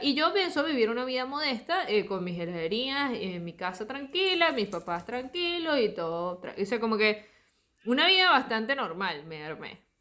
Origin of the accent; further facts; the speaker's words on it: Margarita Island, Nueva Esparta, Venezuela; moved away as an adult; now in Argentina; yo crecí en Margarita